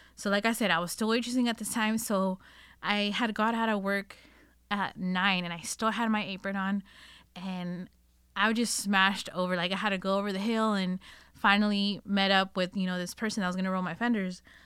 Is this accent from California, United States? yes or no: yes; Northern California, United States; I was born and raised here in Northern California